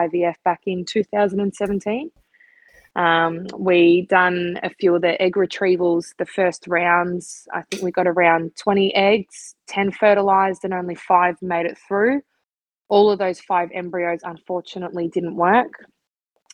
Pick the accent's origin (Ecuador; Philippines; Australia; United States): Australia; Melbourne, Victoria; I'm from Melbourne, and that's where we live at the moment